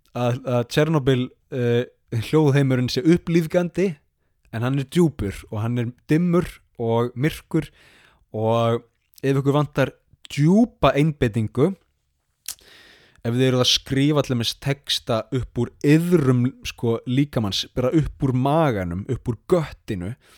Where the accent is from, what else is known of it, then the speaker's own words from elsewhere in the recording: Iceland; now in Sapporo, Japan; sem Íslendingar